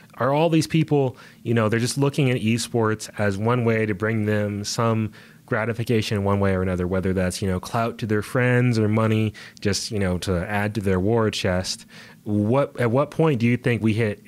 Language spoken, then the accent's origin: English; United States; We are from America